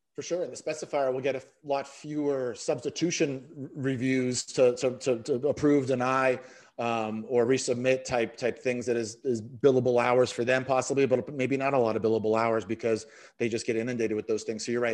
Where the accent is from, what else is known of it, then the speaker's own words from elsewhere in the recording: Boston, Massachusetts, United States; I'm from the Boston area, so it wasn't Star Market where I worked, it was Stomlocket